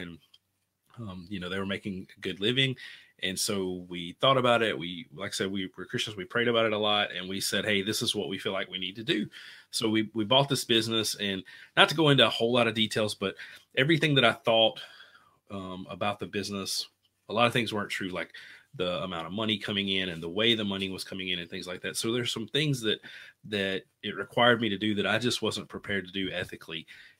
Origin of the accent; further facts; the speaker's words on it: Bossier City, Louisiana, United States; So I'm from Bossier City, Louisiana. It's a city. I grew up in the middle of nowhere in the country, is what we call it, you know, in the sticks, I guess.